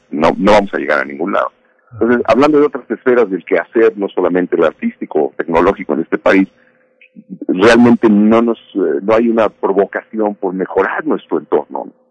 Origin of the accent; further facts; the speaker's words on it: Mexico; yo me lo aviento solito, no se preocupe, somos mexicanos, sí podemos.